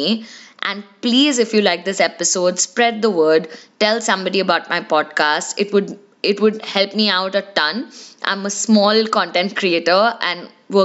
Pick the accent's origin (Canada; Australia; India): India; we as Indian kids